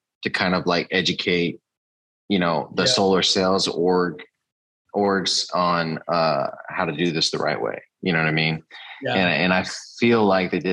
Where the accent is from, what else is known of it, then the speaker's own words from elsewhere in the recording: San Antonio, Texas, United States; also born or lived in Corpus Christi, Texas / Devine, Texas; San Antonio originally, and then I moved to Corpus, and that's where I started